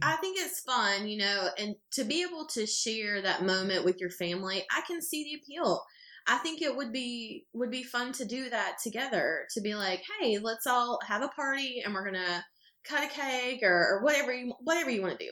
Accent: a small town outside of Greenville, South Carolina, United States; I'm from a small town outside of Greenville

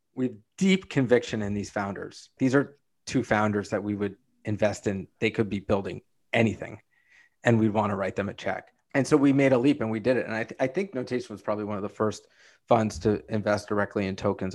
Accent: New York City, New York, United States; I grew up in Brooklyn. I still live in Brooklyn.

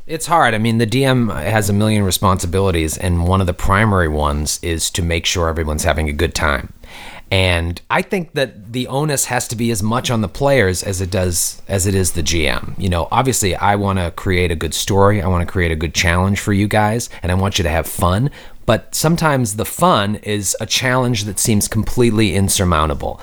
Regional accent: Boston, Massachusetts, United States; when I was growing up, I'm from Boston, Mi, uh, Massachusetts

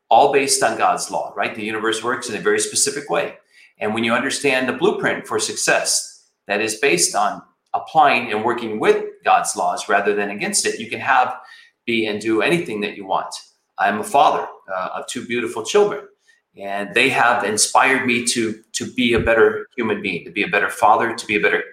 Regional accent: Flint, Michigan, United States; I grew up in Flint, Michigan

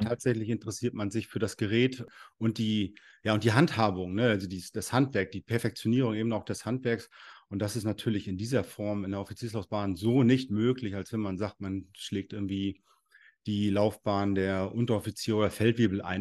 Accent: Rostock, Mecklenburg-Vorpommern, Germany; ich komme aus Rostock, Mecklenburg-Vorpommern hier

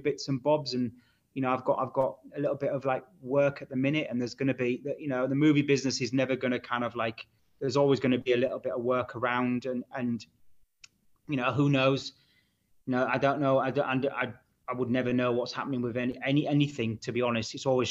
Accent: Hull, Yorkshire and the Humber, United Kingdom

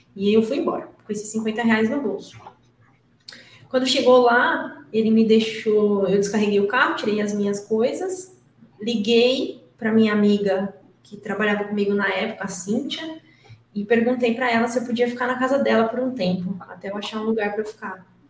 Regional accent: interior of São Paulo, Brazil; now in São Paulo, Brazil; eu nasci em São Paulo, mas eu não fui criada aqui. Quando eu tinha dois anos, a gente, minha mãe e meu pai se mudaram para o interior de São Paulo. Então, eu sou menina do interior

